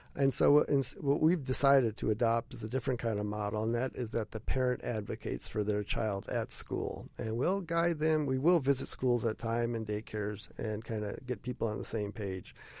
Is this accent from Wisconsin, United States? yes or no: yes; Wisconsin, United States; also born or lived in Western Illinois / Columbus, Ohio; we're originally from Wisconsin.